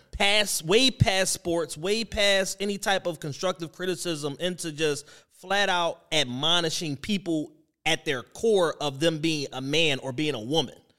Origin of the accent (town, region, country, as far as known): Philadelphia, Pennsylvania, United States